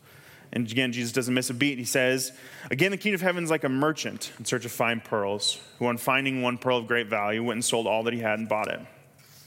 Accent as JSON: {"language": "English", "region": "Kansas", "country": "United States", "said": "I'm from Kansas"}